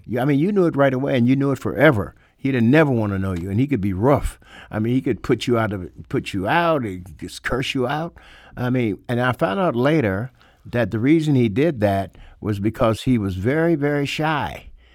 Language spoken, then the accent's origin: English; St. Louis, Missouri, United States; he had grown up like I did in Saint Louis